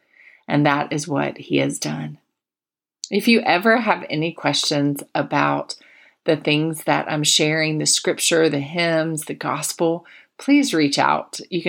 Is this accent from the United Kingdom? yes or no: no; Plant City, Florida, United States; I sang it much at the little church I grew up in Plant City, Florida.